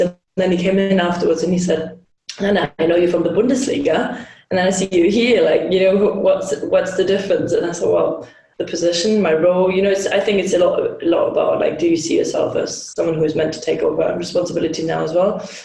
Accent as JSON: {"language": "English", "region": "Hamburg", "country": "Germany", "said": "I'm Hamburg from Hamburg um, in Germany"}